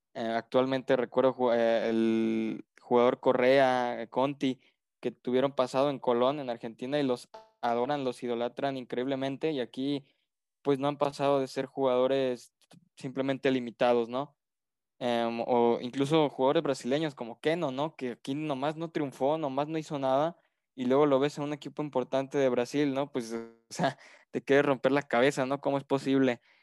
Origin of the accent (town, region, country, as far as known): Mexico